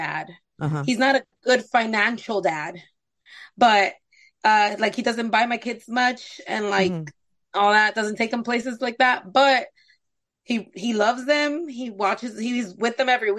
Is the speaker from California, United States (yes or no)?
yes; Compton, California, United States; I'm from Compton, California